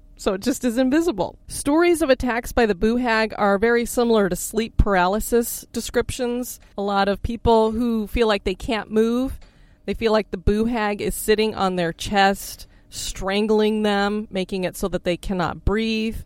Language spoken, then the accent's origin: English; Florida, United States; we come from Florida